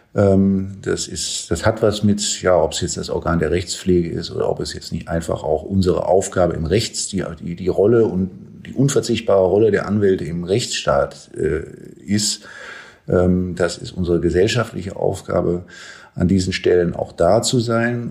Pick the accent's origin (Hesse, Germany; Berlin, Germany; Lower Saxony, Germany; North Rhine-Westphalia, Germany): Berlin, Germany; als Berliner